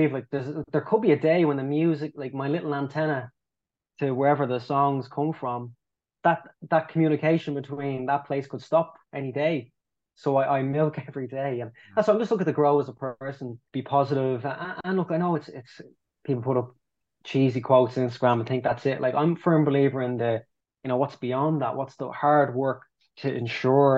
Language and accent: English; Ireland; we love being Irish, we love the fact we're Irish